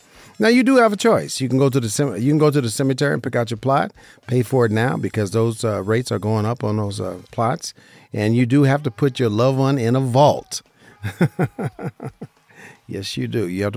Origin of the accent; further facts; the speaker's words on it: Las Vegas, Nevada, United States; I'm a licensed insurance broker right here in Las Vegas, Nevada, my hometown